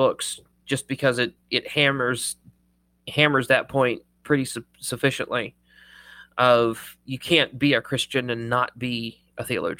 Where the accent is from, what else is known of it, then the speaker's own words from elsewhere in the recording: Ireland; I mean, I am Irish, so I have excuses.